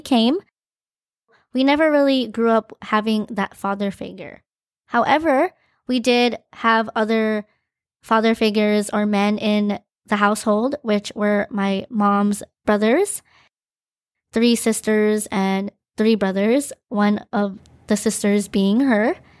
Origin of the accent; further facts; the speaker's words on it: Maui, Hawaii, United States; also born or lived in Philippines; I was born in the Philippines, and my family and I immigrated to the island of Maui, Hawaii. I moved here when I was two years and, I believe, five months